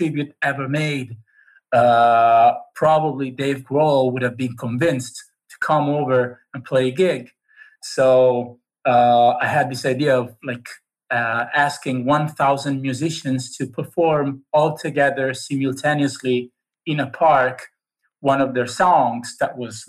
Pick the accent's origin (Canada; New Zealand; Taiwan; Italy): Italy; Cesena, Emilia-Romagna; I live in a very small town in Italy. It's called Cesena.